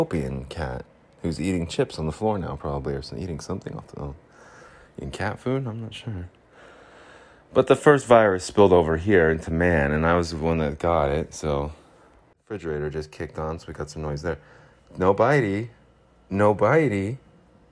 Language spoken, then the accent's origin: English; Salt Lake City, Utah, United States; my hometown, Salt Lake City